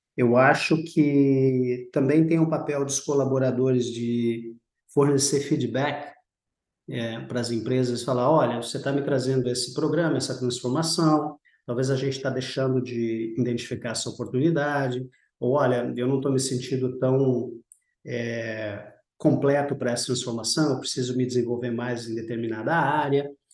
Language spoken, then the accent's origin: Portuguese; Rio Grande do Sul, Brazil; moved away as an adult; also born or lived in Rio de Janeiro / São Paulo; sou brasileiro, é, sou natural do Rio Grande do Sul